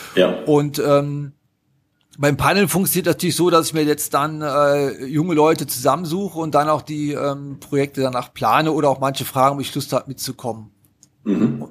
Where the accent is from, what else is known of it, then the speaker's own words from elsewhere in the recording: Haan, North Rhine-Westphalia, Germany; accent: Rhineland; Aufgewachsen bin ich zwischen Düsseldorf und Köln in der Stadt Hahn